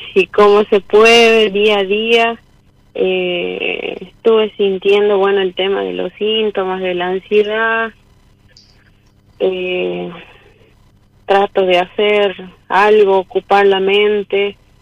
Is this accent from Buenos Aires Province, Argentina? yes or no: no; San Fernando del Valle de Catamarca, Catamarca, Argentina; soy de Catamarca Capital